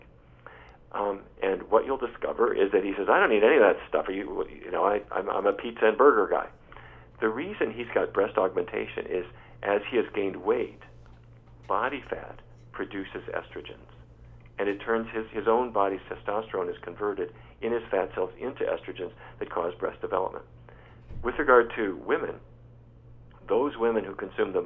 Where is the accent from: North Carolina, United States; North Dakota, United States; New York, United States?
North Dakota, United States; Fargo; as a kid growing up in Fargo, North Dakota